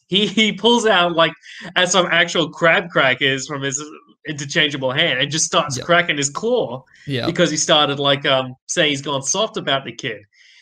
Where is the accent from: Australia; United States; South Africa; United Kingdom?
Australia; We're Aussie.